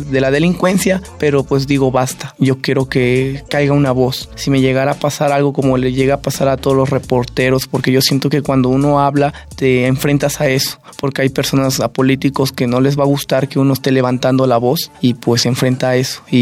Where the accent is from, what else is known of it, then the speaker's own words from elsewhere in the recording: Mexico; como indígena levanto mi voz y como mexicano. Yo lo vi más como mexicano levantando la voz de libertad de expresión